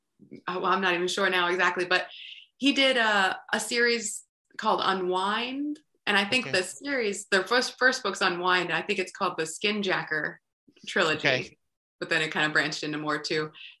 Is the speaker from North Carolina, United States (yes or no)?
yes; North Carolina, United States; And I grew up in North Carolina, so I was exposed to a lot of country music.